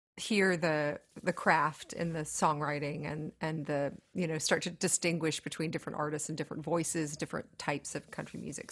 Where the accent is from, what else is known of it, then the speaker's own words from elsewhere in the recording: Tennessee, United States; growing up in Tennessee